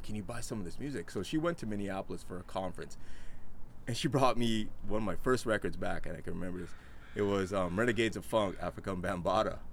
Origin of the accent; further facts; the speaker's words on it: Winnipeg, Manitoba, Canada; also born or lived in Mansfield, Ohio, United States; now in Vancouver, Canada; I grew up in like Winnipeg, one of the coldest cities in Canada